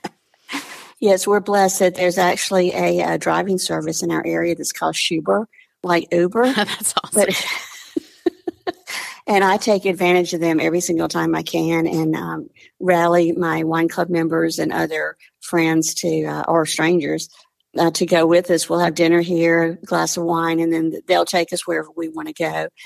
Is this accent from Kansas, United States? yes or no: no; Mississippi, United States; moved away; I'm from the South originally, originally from Mississippi